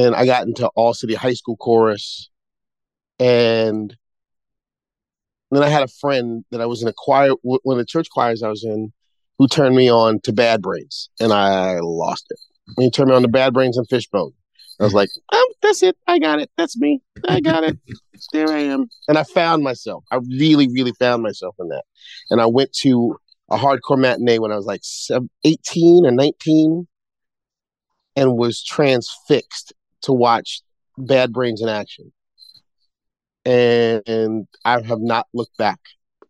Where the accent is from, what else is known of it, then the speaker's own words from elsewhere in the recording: New York City, New York, United States; I'm from Brooklyn